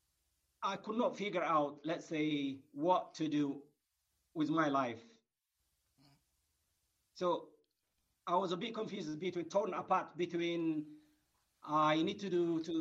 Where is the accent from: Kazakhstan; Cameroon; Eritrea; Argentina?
Eritrea; now in United Kingdom; originally from Eritrea. I was born and grew in Eritrea